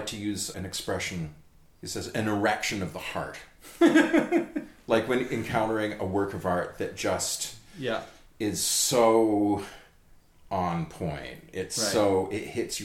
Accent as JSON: {"language": "English", "town": "Sudbury", "region": "Ontario", "country": "Canada", "tie": "born or raised there", "also_born_or_lived": "Toronto", "said": "I grew up in Sudbury, Ontario."}